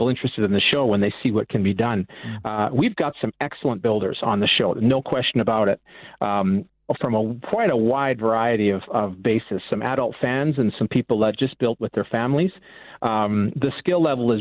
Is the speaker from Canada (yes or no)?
yes; Vancouver, British Columbia, Canada; I'm from the West Coast, from the Vancouver area